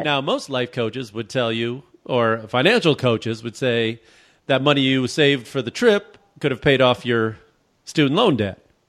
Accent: Chicago, Illinois, United States; I'm from Chicago, so, I mean, I used to work, I spent the coldest, and I, growing up in Chicago, I know cold weather

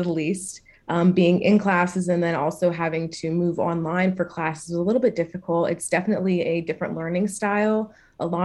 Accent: Philadelphia, Pennsylvania, United States; I'm from Philadelphia, Pennsylvania

